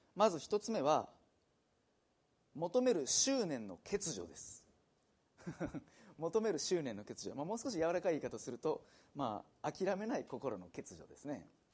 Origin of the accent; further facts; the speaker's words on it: Nagano, Japan; moved away; also born or lived in Hikone / Nagoya; 私、まあ、長野県出身